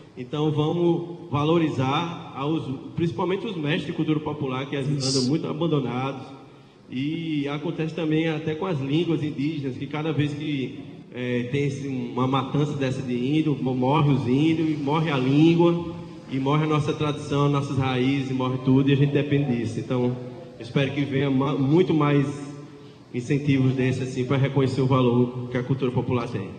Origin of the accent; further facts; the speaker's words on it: Paraíba, Brazil; nosso Nordeste aqui, nossa Paraíba